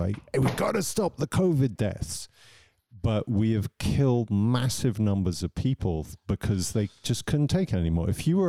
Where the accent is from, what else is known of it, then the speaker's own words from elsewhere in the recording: England, United Kingdom; moved away as an adult; also born or lived in London; now in Zurich, Switzerland; I'm English, but living in Switzerland.